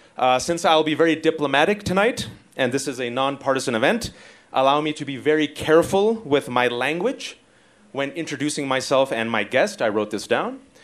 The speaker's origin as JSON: {"language": "English", "town": "Fremont", "region": "California", "country": "United States", "tie": "born or raised there", "said": "I'm an American son of Pakistani Muslim immigrants born and raised in the Bay Area, Fremontistan, California"}